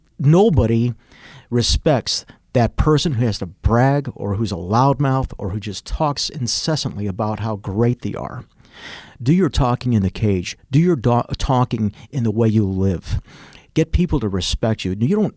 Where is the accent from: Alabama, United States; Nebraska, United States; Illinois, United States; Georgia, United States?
Illinois, United States; Chicago; moved away; We moved also from Chicago. My mother realized the path I was going, and we ended up moving out of Chicago, and that's where I began to pursue martial arts even more.